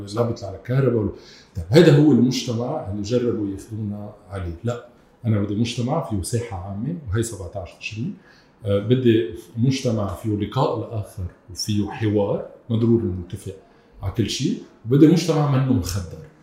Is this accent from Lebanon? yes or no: yes; South Lebanon, Lebanon; انا كمان ابن الجنوب